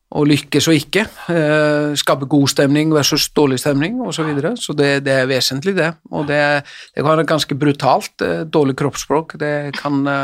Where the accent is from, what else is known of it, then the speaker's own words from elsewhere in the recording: Selfoss, Southern Region, Iceland; moved away; also born or lived in Elverum; når jeg trente han som yngre spiller hjemme på Selfoss